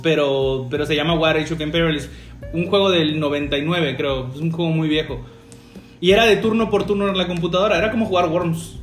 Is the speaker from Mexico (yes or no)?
yes; Campeche, Mexico; tres somos oriundos de Campeche, pero pues no, no, no, en la ciudad capital. Somos de un municipio